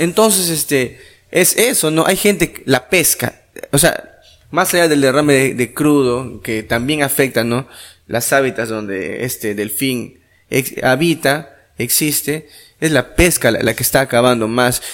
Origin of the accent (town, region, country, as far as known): Iquitos, Loreto, Peru